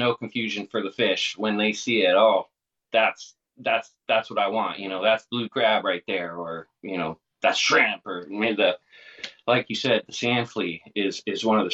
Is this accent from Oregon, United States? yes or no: yes; Oregon, United States; moved away as an adult; now in Florida, United States; We're from Oregon